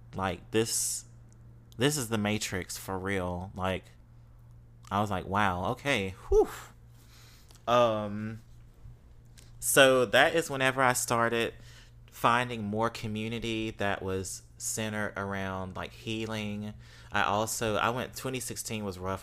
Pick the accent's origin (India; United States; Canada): United States; Mississippi; accent: Mississippi; now in New Orleans, United States; I'm from Mississippi